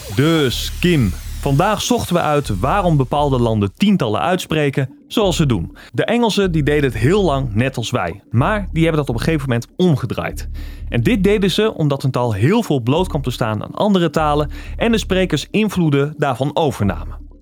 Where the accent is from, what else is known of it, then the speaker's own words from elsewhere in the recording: Netherlands; wij als Nederlanders